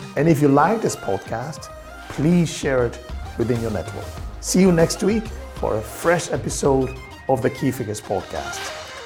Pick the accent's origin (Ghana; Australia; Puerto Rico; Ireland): Ghana; now in Belgium; I'm actually Ghanaian born, um, living in Belgium